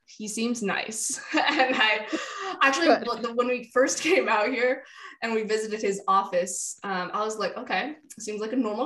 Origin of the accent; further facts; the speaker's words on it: the Bay Area, California, United States; moved away as an adult; now in Oklahoma, United States; I grew up in the Bay Area